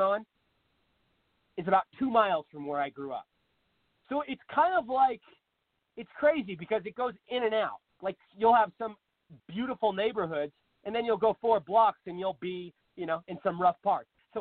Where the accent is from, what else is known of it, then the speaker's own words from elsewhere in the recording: Seattle, Washington, United States; Seattle, for instance, my hometown